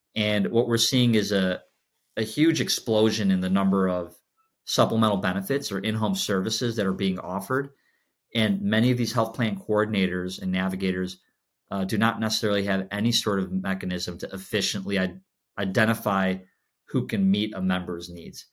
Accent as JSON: {"language": "English", "town": "Chicago", "region": "Illinois", "country": "United States", "tie": "born or raised there", "said": "I was, I was born and raised in Chicago"}